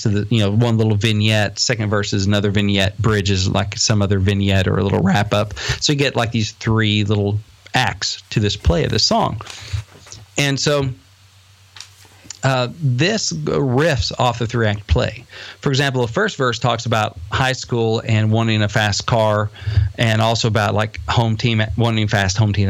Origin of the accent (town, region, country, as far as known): Batesville, United States; born or raised there